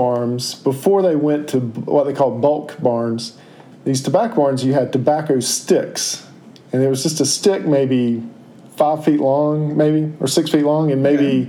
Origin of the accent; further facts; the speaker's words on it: Cary, North Carolina, United States; I grew up in Cary. I grew up in the quintessential suburban neighborhood, okay?